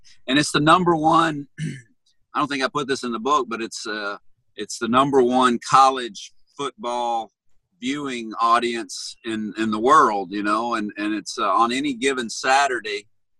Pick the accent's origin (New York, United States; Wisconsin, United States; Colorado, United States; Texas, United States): Texas, United States; moved away as an adult; also born or lived in Tennessee; I grew up in Texas, Don, as you know, playing football